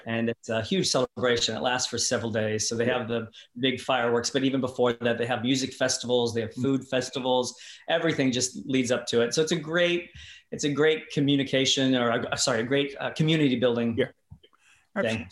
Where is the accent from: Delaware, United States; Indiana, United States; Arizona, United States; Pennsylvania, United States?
Indiana, United States; across the river from Louisville; moved away as an adult; also born or lived in Los Angeles, United States; now in New Zealand; I grew up on a farm outside. So I always say I'm from Louisville